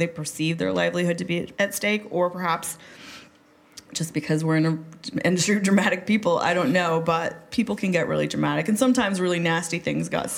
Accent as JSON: {"language": "English", "town": "Pueblo", "region": "Colorado", "country": "United States", "tie": "born or raised there", "also_born_or_lived": "Boulder, Colorado", "said": "I grew up in Pueblo, right? So Pueblo is like, it's this old industrial steel town in Colorado."}